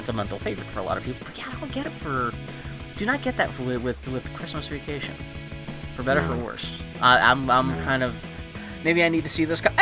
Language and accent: English; Pittsburgh, Pennsylvania, United States; I grew up in Pittsburgh, Pennsylvania.